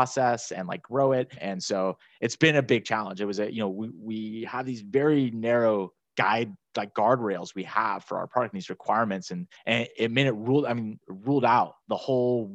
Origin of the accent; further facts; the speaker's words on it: Northern California, United States; moved away as an adult; also born or lived in Miami; I'm originally from Northern California.